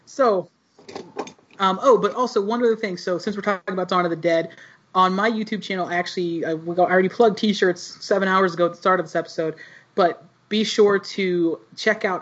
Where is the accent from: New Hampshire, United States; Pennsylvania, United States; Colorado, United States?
Pennsylvania, United States; Pittsburgh; it's also from where I'm from.